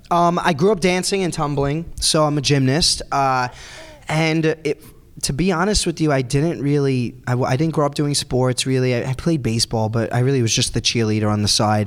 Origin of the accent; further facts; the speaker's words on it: New York City, New York, United States; I grew up on Staten Island where everyone is kind of like me. They all like just are tan. They have accents like me.